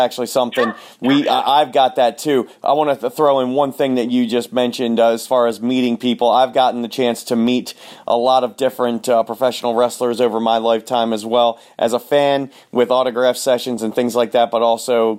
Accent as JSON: {"language": "English", "town": "Baltimore", "region": "Maryland", "country": "United States", "said": "down in Baltimore, Maryland"}